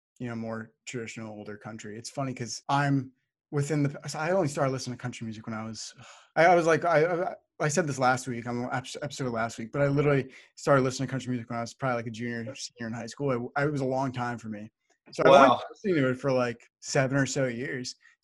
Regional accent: New Jersey, United States; I'm from Jersey, you know, we don't get a crazy amount of country fans here. I also live like pretty close to New York City

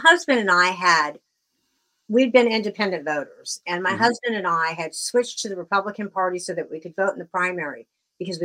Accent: Southern California, United States; now in Bristol, United States; I grew up in Southern California originally

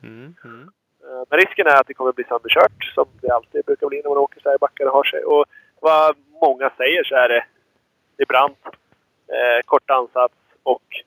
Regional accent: near Björklinge / Uppsala, Uppsala County, Sweden; Du och jag är ju födda ganska nära eh, Björklinge, eller Uppsala

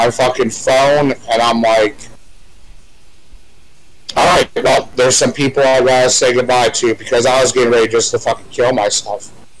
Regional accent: Fort Myers, Florida, United States; also born or lived in Chicago, Illinois; When I moved from Chicago to Fort Myers when I was like 9 or 10 years old, my first day at the school bus, I met Matthew Lawrence

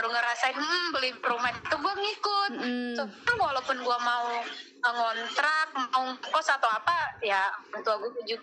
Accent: South Sulawesi, Indonesia; now in Jakarta, Indonesia; kampung gue di Sulawesi ya Sulawesi Selatan

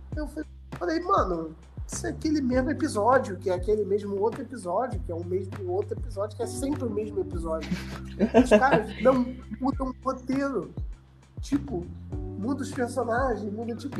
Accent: Brazil; eu sou brasileiro

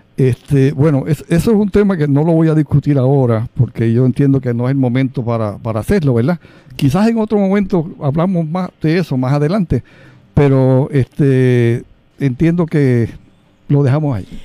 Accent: Lares, Puerto Rico; mi pueblo de, Lares

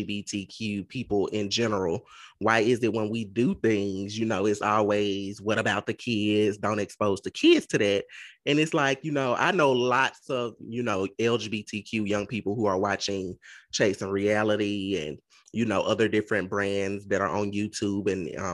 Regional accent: Mississippi, United States; I'm from Mississippi

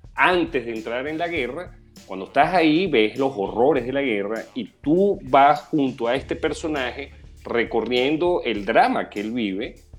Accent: Venezuela; como venezolano

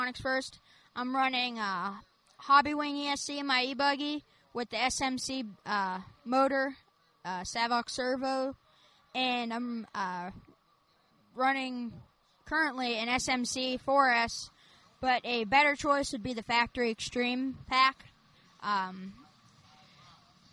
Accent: Lewisburg, Tennessee, United States; I'm from Southern Tennessee, Lewisburg in particular

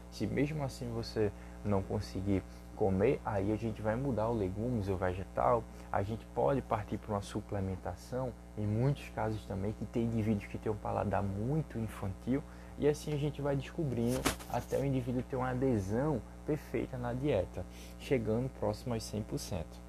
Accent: Recife, Pernambuco, Brazil; eu sou daqui do Recife

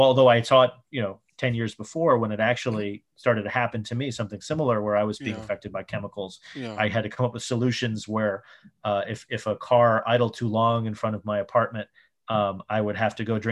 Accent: New York, United States; I grew up in New York in the 80s and 90s

